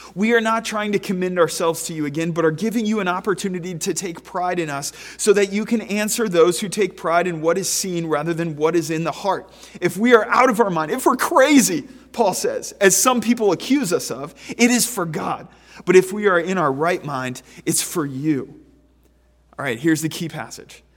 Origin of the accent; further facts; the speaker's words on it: Pennsylvania, United States; a resident of Pennsylvania